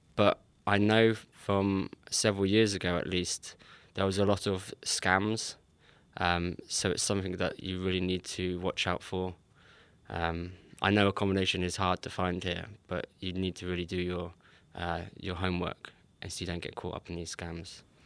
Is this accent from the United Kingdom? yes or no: yes; England, United Kingdom; moved away as an adult; now in Sweden; I'm English